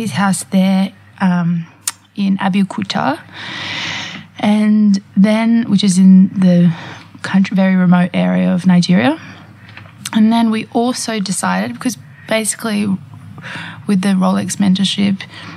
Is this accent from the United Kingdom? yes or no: no; Australia; now in France; as an Australian